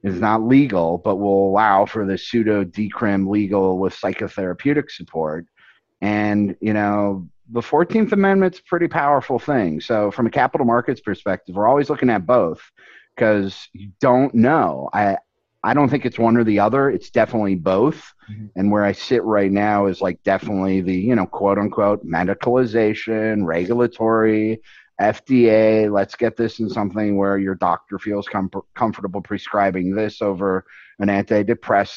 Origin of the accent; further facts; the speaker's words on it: Upper Peninsula of Michigan, United States; moved away; also born or lived in Chicago; it's hard to say I'm from Michigan or even use Michigan, because it's the Upper Peninsula of Michigan.